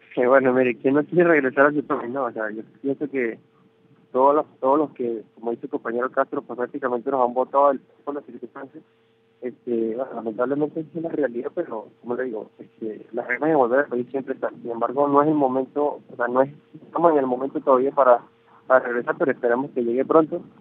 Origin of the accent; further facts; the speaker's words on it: Venezuela; moved away as an adult; nosotros como, como universidad venezolana